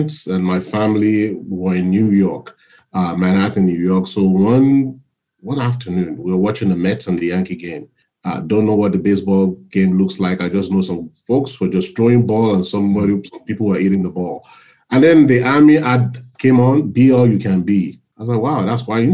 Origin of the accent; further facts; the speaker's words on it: South West Nigeria, Nigeria; moved away as an adult; now in United States; I was born and raised in Nigeria. So I migrated here about 24 years ago.